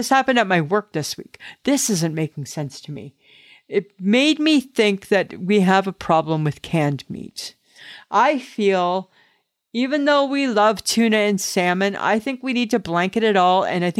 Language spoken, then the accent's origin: English; Canada